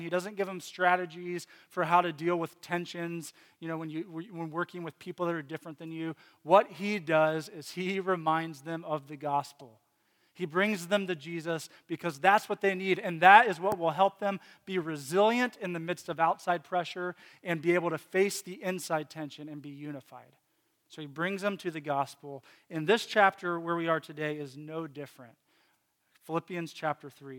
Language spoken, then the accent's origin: English; Lynchburg, Virginia, United States; moved away; I grew up in Virginia, and he lived in Lynchburg as well for, for a p, period of time. That's the town I grew up